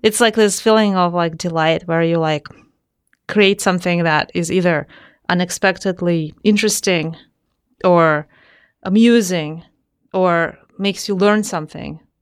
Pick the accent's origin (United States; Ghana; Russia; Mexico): Russia; Saint Petersburg; moved away; I'm from Saint Petersburg, Russia. So I was born there, uh, in a family of engineers.